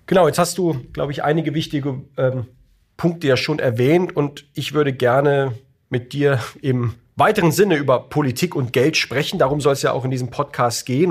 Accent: Heidelberg, Baden-Württemberg, Germany; in Heidelberg, in meiner Heimatstadt

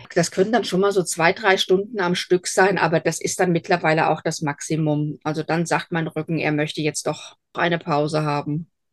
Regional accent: Hesse, Germany; accent: Hessian dialect; Ich bin Hessin durch und durch. Hochdeutsch ist mir nie gelegen. Also man wird mir meinen Dialekt immer irgendwo anhören. Ich bin auf einem kleinen Dorf groß geworden.

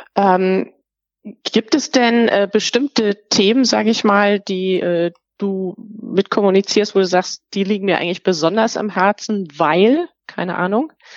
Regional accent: Germany; wir als Deutsche

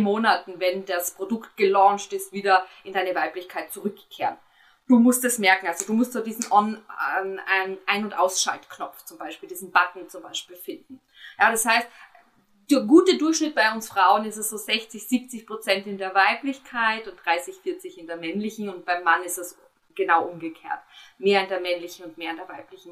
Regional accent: Austria; bei uns in Österreich

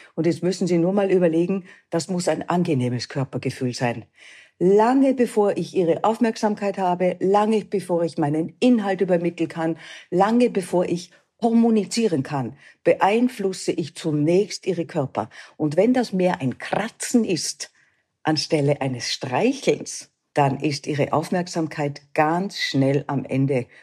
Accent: Austria; bei uns in Österreich

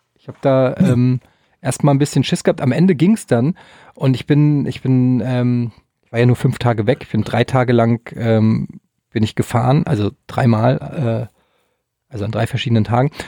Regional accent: Germany; Wir als Deutsche

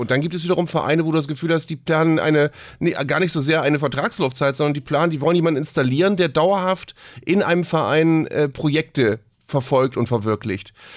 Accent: Bremen, Germany; ich bin hier als Bremer

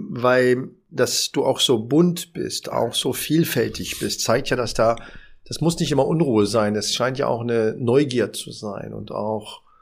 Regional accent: Berlin, Germany; ich bin Berliner, habe in der Berliner Auswahl gespielt, habe in der dritten Liga gespielt

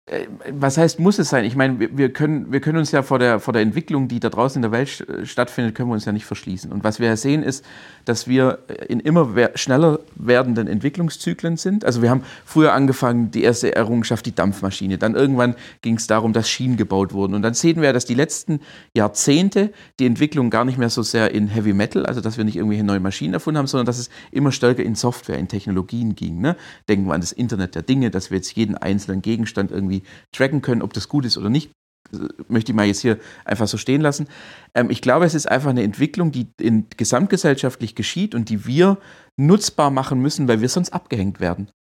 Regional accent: Swabia, Baden-Württemberg, Germany; accent: Swabian; also born or lived in Berlin / Heilbronn; ich bin Schwabe, das hört man auch, bin auch stolzer Schwabe

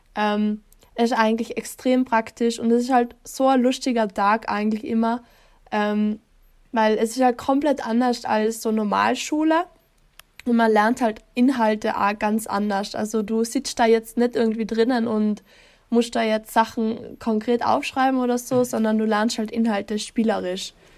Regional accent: East Tyrol, Austria; ich komme aus Osttirol

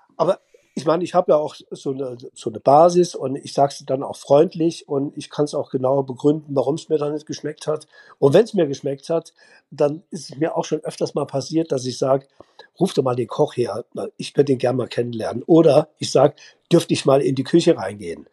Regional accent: Hühnerfeld, Saarland, Germany; aus meiner Hühnerfelder Zeit, wo ich da geboren bin, wo ich groß geworden bin

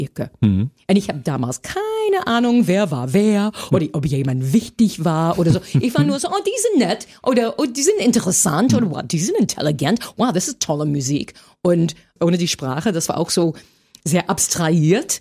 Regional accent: United States; German is a second language; moved away as an adult; now in Berlin, Germany; als Amerikanerin

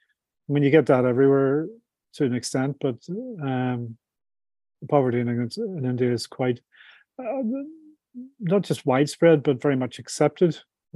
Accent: Ireland; I'm from Ireland, so more of a drinker than a food eater, you know.

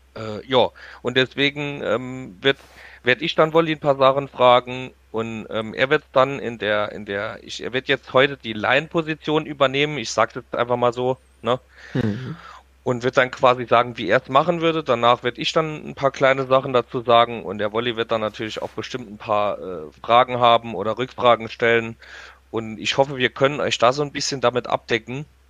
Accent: Saarland, Germany; Bei uns im Saarland

